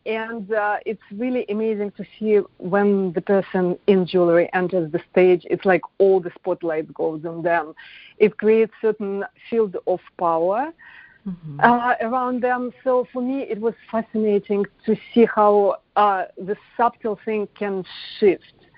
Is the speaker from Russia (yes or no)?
yes; Moscow, Russia; moved away as an adult; now in United States; I was born in Moscow